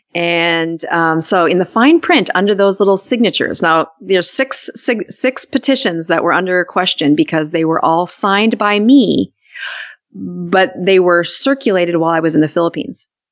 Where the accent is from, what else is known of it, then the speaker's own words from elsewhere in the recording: South Dakota, United States; also born or lived in Utah; I'm from South Dakota